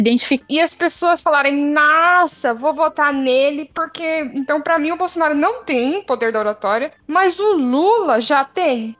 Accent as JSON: {"language": "Portuguese", "country": "Brazil", "moved": "yes", "said": "eu sou brasileira que mora num outro país"}